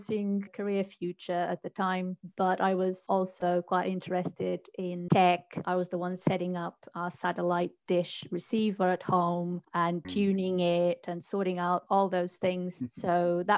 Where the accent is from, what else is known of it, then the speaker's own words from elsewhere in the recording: Portugal; moved away as an adult; now in United Kingdom; I'm originally from Portugal, and that's where I started my journey into technology